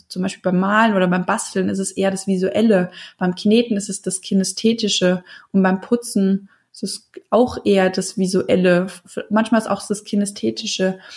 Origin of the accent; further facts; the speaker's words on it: Hesse, Germany; bei uns in Hessen